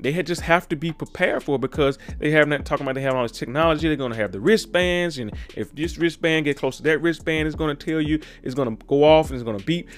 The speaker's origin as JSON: {"language": "English", "region": "Mississippi", "country": "United States", "said": "down in my home state of Mississippi"}